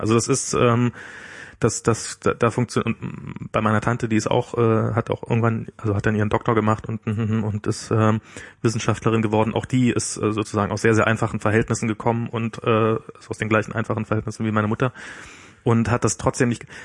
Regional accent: the East, East Germany, Germany; ich bin ja im Osten groß geworden

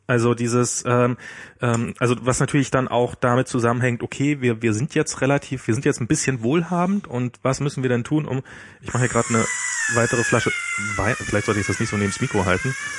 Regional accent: the East, East Germany, Germany; ich bin ja im Osten groß geworden

